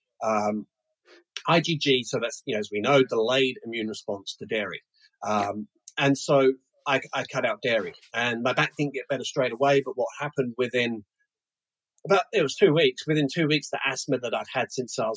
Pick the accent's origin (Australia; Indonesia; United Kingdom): United Kingdom; London; also born or lived in United States; now in New Zealand; I'm originally from London